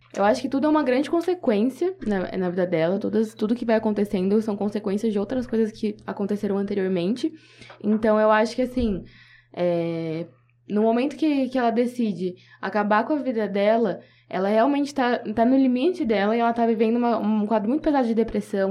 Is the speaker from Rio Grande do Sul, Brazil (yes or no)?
no; Bauru, São Paulo, Brazil; eu sou daqui de Bauru, tenho minha família aqui.